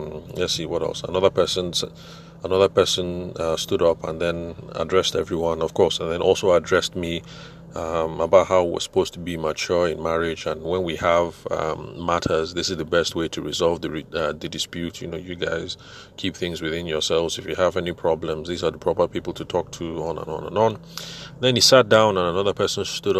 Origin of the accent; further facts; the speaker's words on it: Shangev, Benue, Nigeria; I'm from Shangiv